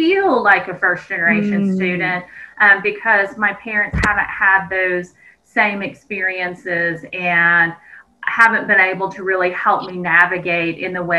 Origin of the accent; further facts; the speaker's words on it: southeastern Kansas, United States; moved away as an adult; My community college has, it's a residential campus, had quite a few different athletic teams. And so we really attracted students from all over the nation to southeastern Kansas